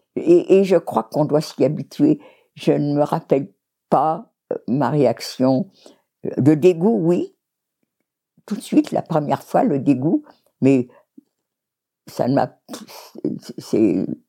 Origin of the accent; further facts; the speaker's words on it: France; On est tous français